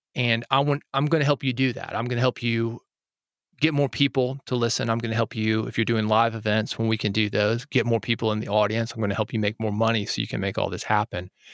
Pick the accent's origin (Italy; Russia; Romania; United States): United States; Nashville, Tennessee; I grew up in Nashville, where, as I mentioned, Music City, U S A, uh, we make a living with our creativity here